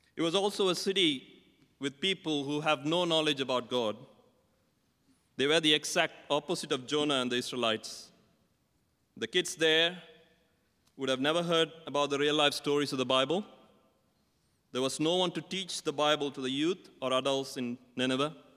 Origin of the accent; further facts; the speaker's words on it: India; I'm from India, and I still remember my growing up years as a schoolboy.